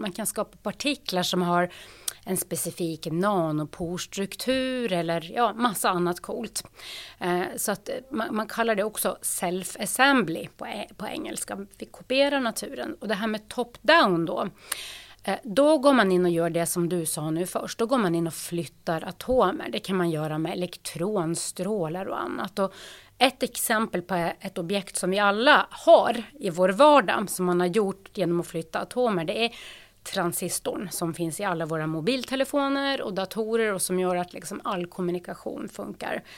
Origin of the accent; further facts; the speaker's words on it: Lofoten, Nordland, Norway; Swedish is a second language; moved away as an adult; now in Uppsala, Sweden; Jag är född och uppvuxen i Lofoten i Nordnorge